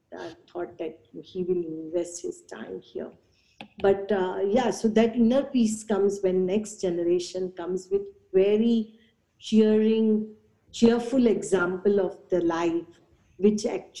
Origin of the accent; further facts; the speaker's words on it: Mumbai, Maharashtra, India; I was born and raised in Mumbai